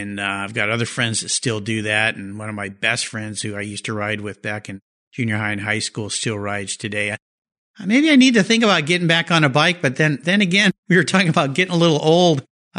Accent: California, United States; I was born and raised in California, and so I grew up with flip-flops and a surfboard. Never a cowboy hat

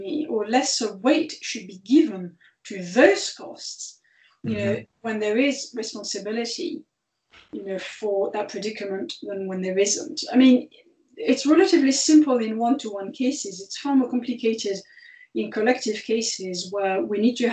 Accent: France; moved away; France's, which is my home country

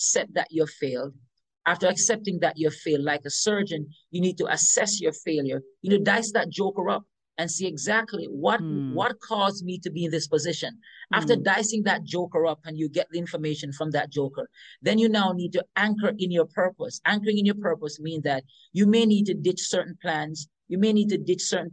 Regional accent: Western St. Mary, Saint Mary, Jamaica; I remember growing up in Jamaica, in the countryside

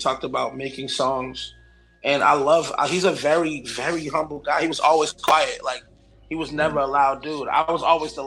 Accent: Boston, Massachusetts, United States; I'm from Roxbury, like, born and raised

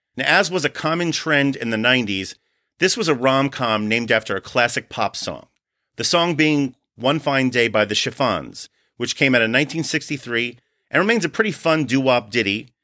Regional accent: New York, United States; I grew up in New York

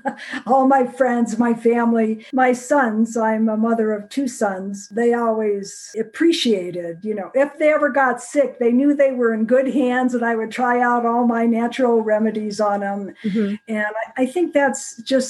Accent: Rochester, New York, United States; moved away as an adult; also born or lived in Florida; now in Colorado, United States; I'm from Rochester, New York

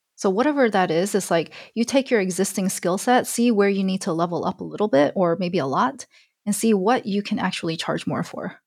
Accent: Alabama, United States; I grew up in Alabama.

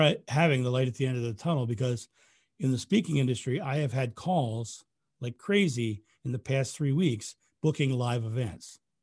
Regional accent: United States; I'm American.

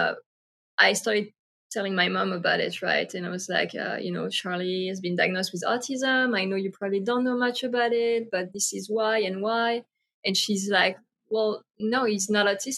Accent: France; moved away; I grew up in France

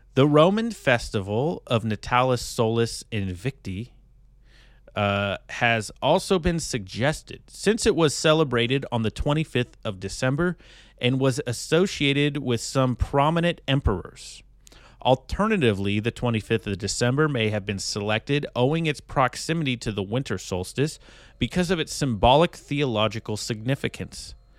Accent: United States

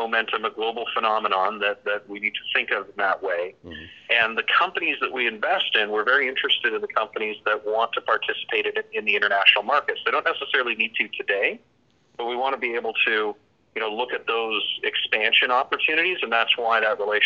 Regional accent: Canada; now in South Florida, United States; I'm actually from Canada originally, but I've lived in the U.S. for over half my life now, and we're based actually in South Florida

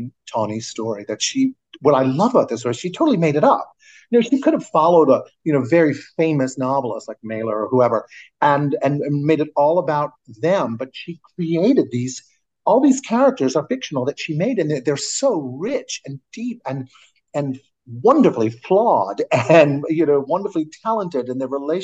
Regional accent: New Orleans, Louisiana, United States; moved away as an adult; also born or lived in New York; I chose to go to Tulane in my hometown of New Orleans

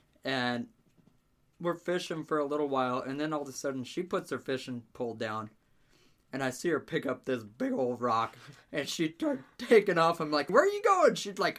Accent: Cheyenne, Wyoming, United States; The reason I'm saying that it's a Mormon thing is because I grew up in Cheyenne, Wyoming. I'm not from Utah.

